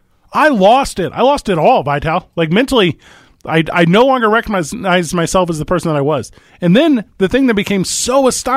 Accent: Midwest, United States; where I grew up in the Midwest, you weren't allowed to be vulnerable.

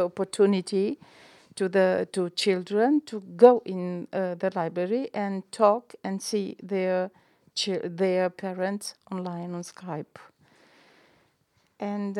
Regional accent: Romania; English is a second language; now in Milan, Italy; I'm from Romania community

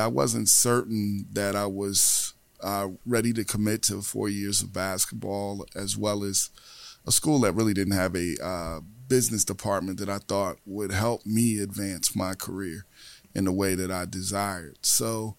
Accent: Newark, New Jersey, United States; I'm from Newark, New Jersey

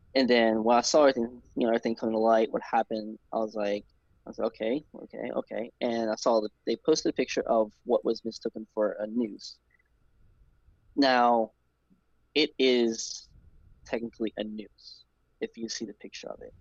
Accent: New Orleans, Louisiana, United States; I'm from New Orleans, born and raised in New Orleans.

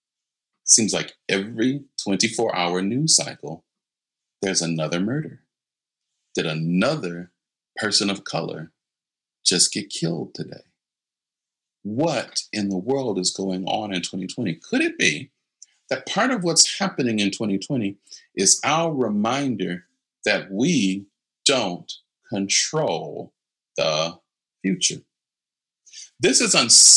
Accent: United States; especially as Americans

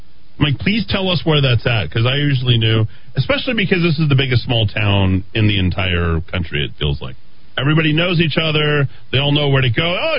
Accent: Albuquerque, New Mexico, United States; Well, I grew up near Coors and Delane, Coors and Montaño. We were the second neighborhood in, Taylor Ranch, right?

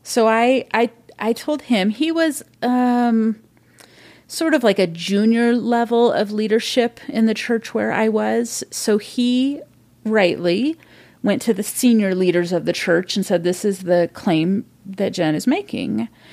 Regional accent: Modesto, California, United States; moved away as an adult; now in Seattle, United States; I grew up in California, Central California, Modesto

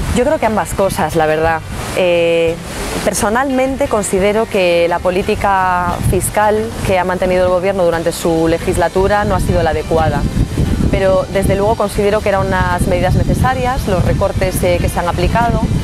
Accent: Pontevedra, Galicia, Spain; now in Vigo, Spain; Soy de Pontevedra, resido en Vigo y gallega y española

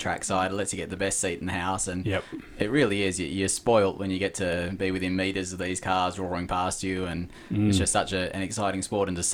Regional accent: Ravenswood, Western Australia, Australia; I grew up around Ravenswood, watching them race motorbikes

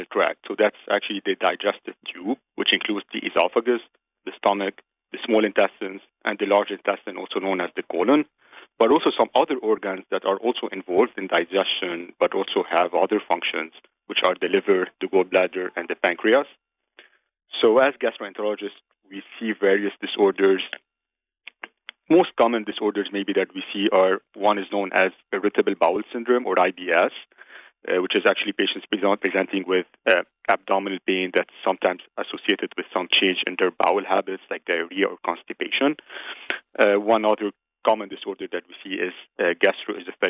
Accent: Lebanon; moved away as an adult; also born or lived in Chicago; now in United States; I was actually born and raised in Lebanon. It's where I lived most of my life.

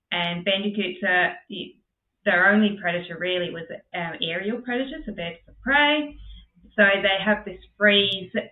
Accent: England, United Kingdom; now in Australia; being English

